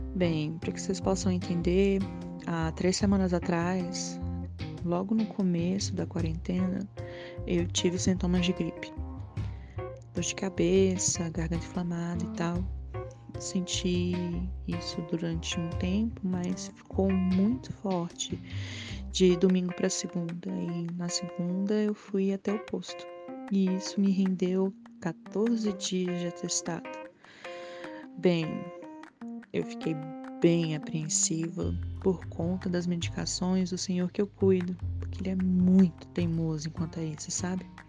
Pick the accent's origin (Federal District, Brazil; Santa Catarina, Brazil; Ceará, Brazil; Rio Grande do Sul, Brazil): Federal District, Brazil; Brasília; sou daqui de Brasília